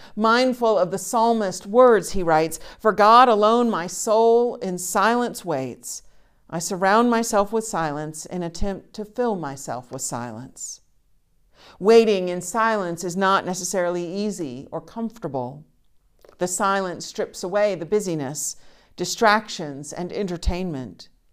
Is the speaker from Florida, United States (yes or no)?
no; Charleston, South Carolina, United States; moved away as an adult; also born or lived in West Virginia; I grew up in Charleston, South Carolina, where there are flowers all the time